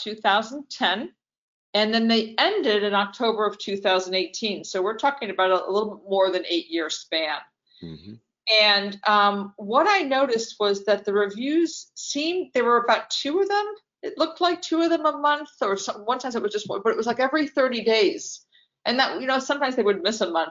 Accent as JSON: {"language": "English", "region": "New York", "country": "United States", "moved": "yes", "said": "I'm from New York"}